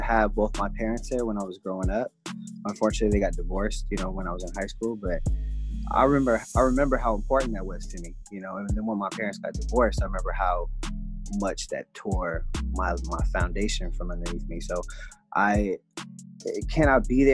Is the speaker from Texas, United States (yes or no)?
no; the Bay Area, California, United States; also born or lived in Los Angeles; I'm from the Bay, so I appreciate, it's a very unique place, you know, a lot of culture is bred and grown here, so I'm very thankful to be born and raised here